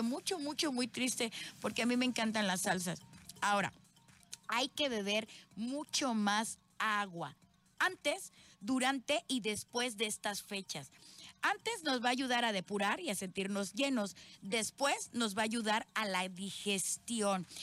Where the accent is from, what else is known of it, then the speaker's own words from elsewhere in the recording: Veracruz, Mexico; soy jarocha 100%